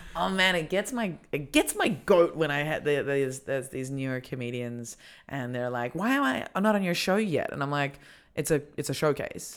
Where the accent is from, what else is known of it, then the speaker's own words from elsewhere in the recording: Australia; moved away as an adult; now in Berlin, Germany; we're both Australian